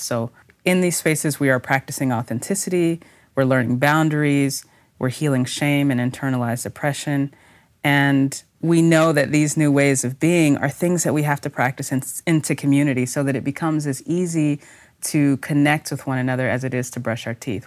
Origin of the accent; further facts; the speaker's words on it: Texas, United States; I'm a Texan in particular